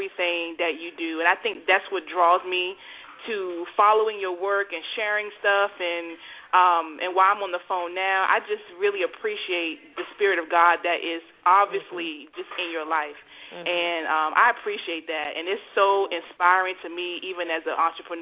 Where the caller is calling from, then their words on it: Clayton, North Carolina, United States; I'm calling from Clayton, North Carolina.